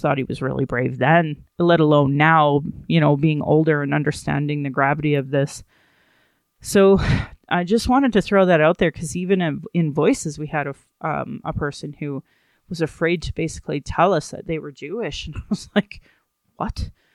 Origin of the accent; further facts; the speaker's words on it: Sylvan Lake, Alberta, Canada; also born or lived in Calgary; When I was growing up in Sylvan Lake